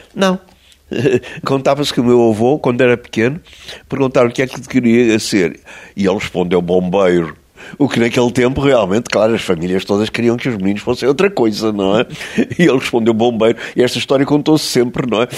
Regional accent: Estoril, Lisbon, Portugal; Eu, quando era miúdo, era muito doentinho, não é? Muito fraquinho. O médico disse aos meus pais que eu não ia passar dos sete anos. De maneira que saímos de Lisboa e foram viver para o Estoril, para São Pedro Estoril

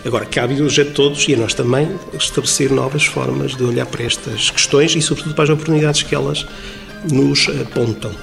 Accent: Trás-os-Montes, Norte, Portugal

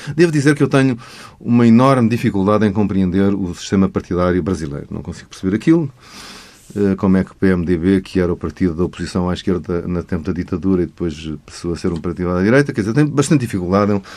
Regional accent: Portugal; agora nós somos portugueses, somos membros da CPLP

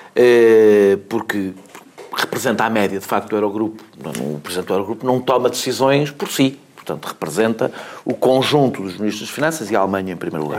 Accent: Portugal; enquanto português

